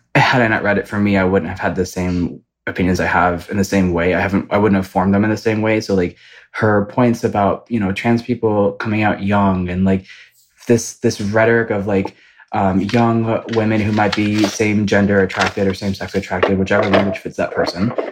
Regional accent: Ypsilanti, Michigan, United States; now in Los Angeles, United States; I am from the Midwest. I am from Michigan, which to you know some people might call it the state that God forgot, um, but it's from right outside of Ann Arbor. It's called Ypsilanti

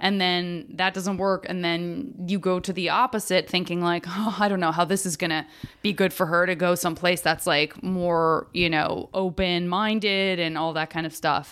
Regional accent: Arizona, United States; I'm from Arizona

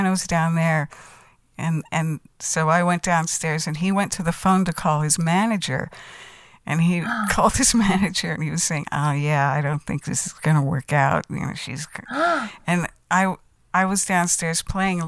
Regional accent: Los Angeles, California, United States; moved away as an adult; also born or lived in Minneapolis; I was from Los Angeles, and so I'm actually an import to Minneapolis, which is really funny, because I grew up in the music business. My father was a session musician, you know, and I was from LA. I lived under the Hollywood sign in Beechwood Canyon

